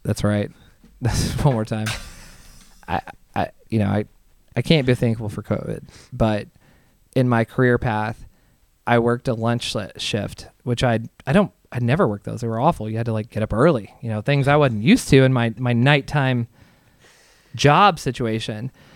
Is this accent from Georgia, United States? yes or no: no; Southern Indiana, United States; I'm from Southern Indiana, right across the river from like Louisville